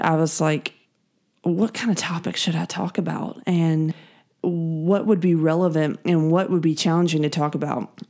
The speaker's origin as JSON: {"language": "English", "town": "Greenville", "region": "South Carolina", "country": "United States", "said": "I am from the Greenville, South Carolina area"}